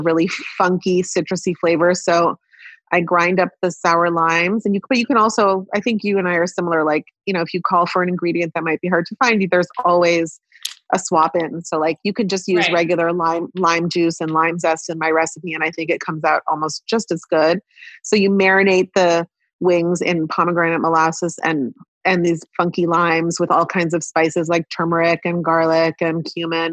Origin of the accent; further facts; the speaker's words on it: Palo Alto, California, United States; accent: American; moved away as an adult; now in Israel; I grew up in Palo Alto, California